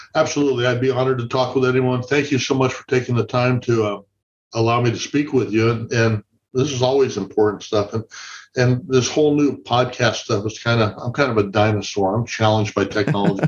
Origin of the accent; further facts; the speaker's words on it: Santa Barbara, California, United States; moved away as an adult; now in Oxnard, United States; I'm from the Santa Barbara area originally